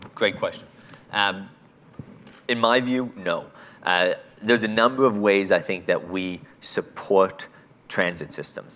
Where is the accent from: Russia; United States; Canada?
Canada; as a Canadian